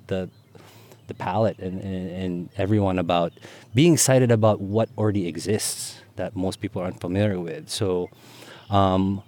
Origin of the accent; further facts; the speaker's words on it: Philippines; now in Pittsburgh, United States; I was born and raised in the Philippines, became an immigrant